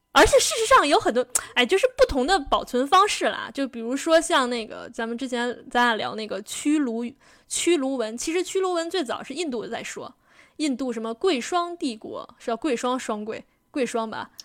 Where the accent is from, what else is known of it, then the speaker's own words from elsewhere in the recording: Beijing, China; 我是，我是爷爷奶奶、姥姥姥爷从不同的省份迁来北京。但是我从小就不认为我自己是北京人